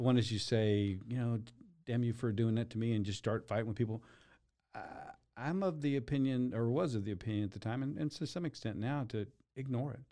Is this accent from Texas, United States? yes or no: yes; Waco, Texas, United States; also born or lived in Dallas; I grew up here in Waco